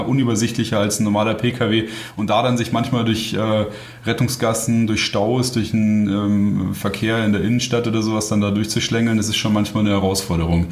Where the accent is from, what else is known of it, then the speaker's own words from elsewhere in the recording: Bavaria, Germany; moved away as an adult; now in Bratislava, Slovakia; bei uns in Bayern